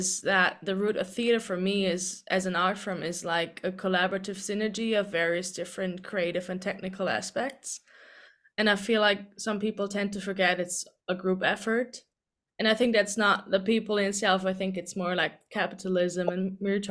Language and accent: English; Germany; moved away as an adult; also born or lived in Dublin, Ireland; I'm originally from Germany